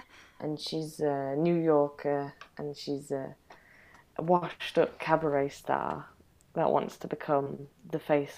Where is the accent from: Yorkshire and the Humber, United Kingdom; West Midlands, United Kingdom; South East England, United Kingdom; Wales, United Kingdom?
Yorkshire and the Humber, United Kingdom; York; I am. I'm from York, so.